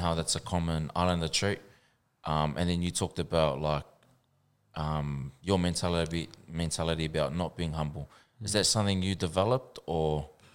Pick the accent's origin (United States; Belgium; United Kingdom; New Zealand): New Zealand; I'm from New Zealand